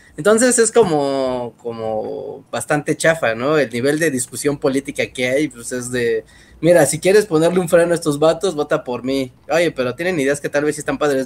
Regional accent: Mexico; aquí en México

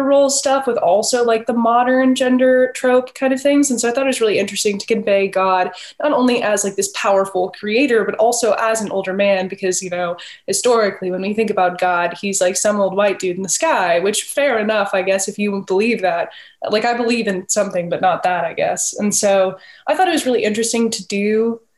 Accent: the South, United States; I grew up in the South

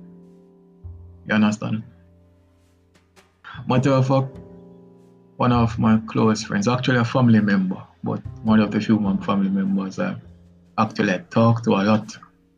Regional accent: Jamaica; as a Jamaican boy

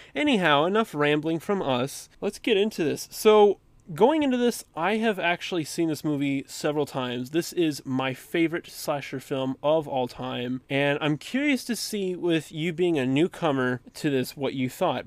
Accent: Dallas, Texas, United States; I was born in Texas around the Dallas area. And therefore, you know, gotta support my hometown

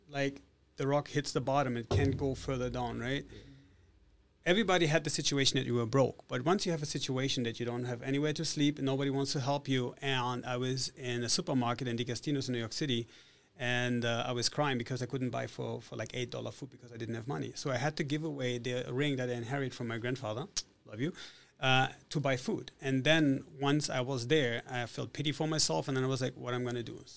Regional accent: Italy; also born or lived in Germany / Spain / Switzerland / United States; I was born in Italy. I grew up in Italy, Germany, Spain, Switzerland, and the United States. So I'm not Russian.

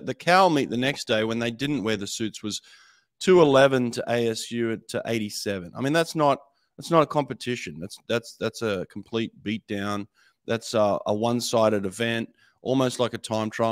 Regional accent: Australia; moved away as an adult; now in United States; born in Australia, represented Australia at a couple of Olympics

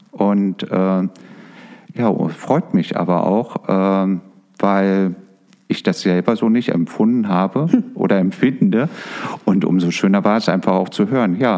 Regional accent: East Germany, Germany; also born or lived in Berlin; somit auch in der DDR groß geworden.

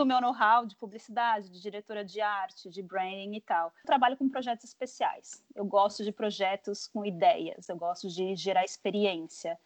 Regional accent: São Paulo, Brazil; moved away as an adult; also born or lived in Chicago; now in United States; eu também sou de São Paulo

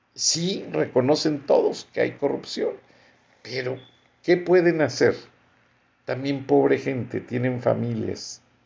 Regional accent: Mexico; como persona, como mexicano, como profesionista

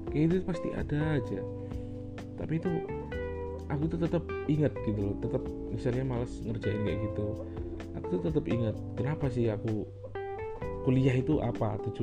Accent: Java, Indonesia; misalnya aku aku, kan orang Jawa nih ada temen nih dari uh, luar Jawa dia nggak bisa bahasa Jawa

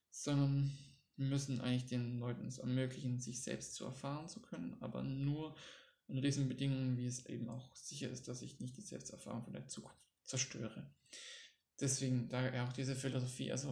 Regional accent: Baden-Württemberg, Germany; accent: Swabian; Ich komme ja aus Schwaben, da das breiteste Schwäbisch auch kann.

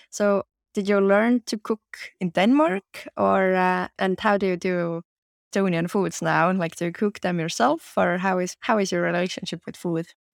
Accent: Estonia; I was born in Estonia

